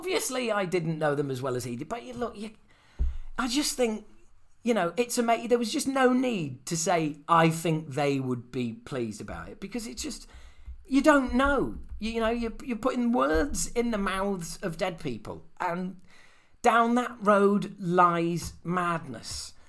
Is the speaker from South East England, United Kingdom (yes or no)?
no; Yorkshire and the Humber, United Kingdom; we're all from Yorkshire